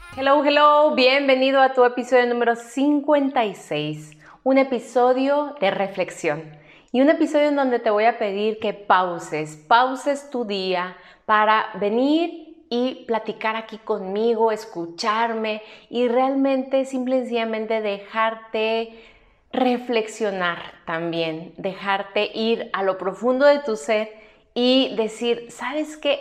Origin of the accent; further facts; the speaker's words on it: Mexico; aquí en mi país que es México